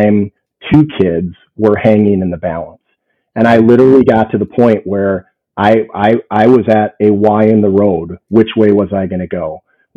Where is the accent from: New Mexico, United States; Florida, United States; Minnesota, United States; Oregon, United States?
Minnesota, United States; St. Paul; So I grew up in St. Paul, Minnesota, youngest of six kids